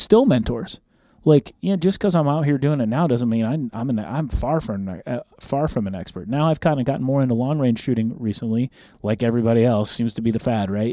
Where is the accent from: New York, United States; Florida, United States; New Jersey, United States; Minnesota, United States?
Minnesota, United States; moved away; I grew up in Minnesota